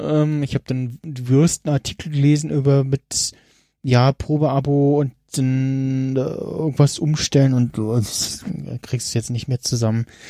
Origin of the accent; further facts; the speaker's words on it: Germany; als Deutscher